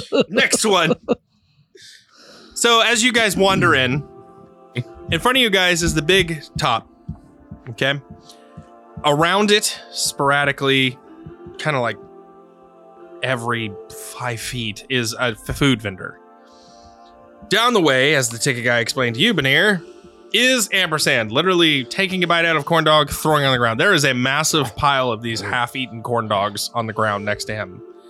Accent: the South, United States; Yeah, I grew up in the South where people kill people, and I still say things right.

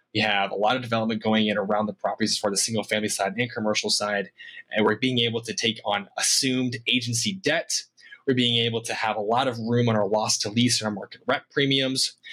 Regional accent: Iowa, United States; moved away as an adult; also born or lived in Boise, Idaho; born and raised in Iowa

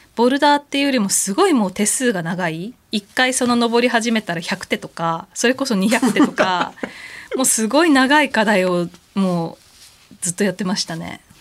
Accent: Tokyo, Japan; 地元の東京だから

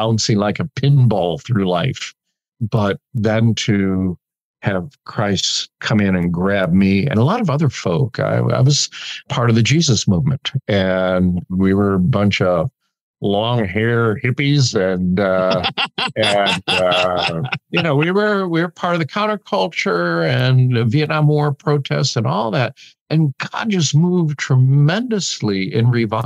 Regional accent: outside of Chicago, Illinois, United States; moved away; growing up outside of Chicago

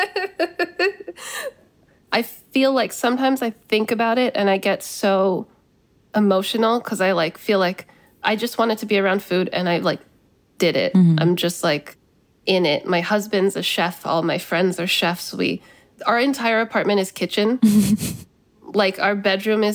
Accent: United States; also born or lived in California; now in New York, United States; growing up in this country

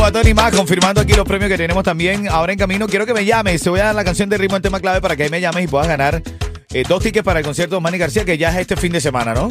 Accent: Venezuela; los venezolanos

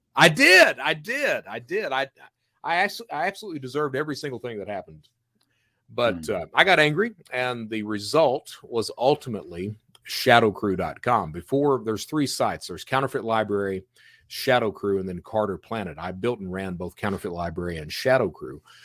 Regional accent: Eastern Kentucky, United States; also born or lived in Florida; now in Alabama, United States; I'm from Eastern Kentucky

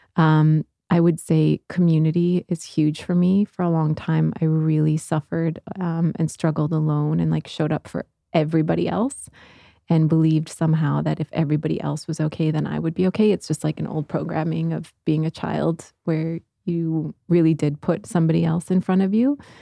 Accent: Midwest, United States; growing up in the Midwest

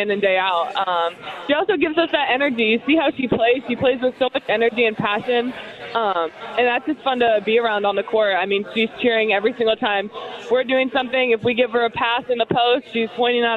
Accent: Indiana, United States; born or raised there; also born or lived in Eugene, Oregon; now in Bloomington, United States

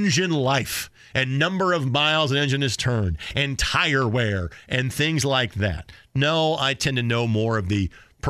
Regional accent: Southern Indiana, United States; now in Indianapolis, United States; growing up in Southern Indiana, you know, I grew up far enough south, I could watch the race live on TV.

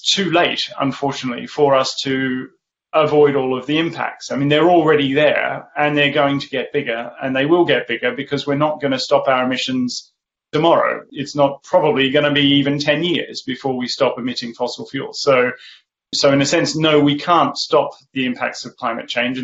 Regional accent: Australia; now in Oxford, United Kingdom; I grew up in the Australian outback

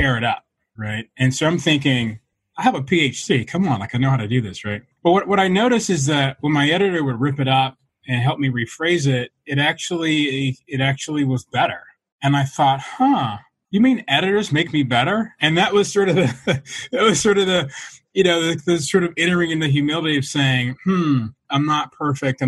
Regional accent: Atlanta, Georgia, United States; I was raised in Atlanta, Georgia

